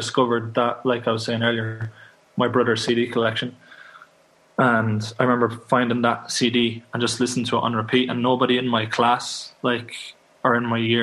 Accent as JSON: {"language": "English", "town": "Kildare", "region": "Leinster", "country": "Ireland", "tie": "born or raised there", "also_born_or_lived": "Dublin", "said": "Kildare in Ireland. It's just outside of Dublin, so that's where I come from"}